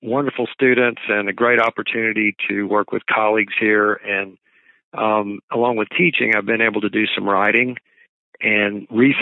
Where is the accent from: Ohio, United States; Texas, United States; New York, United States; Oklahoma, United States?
Texas, United States; Dallas-Fort Worth Metroplex; moved away; I grew up in the Dallas-Fort Worth Metroplex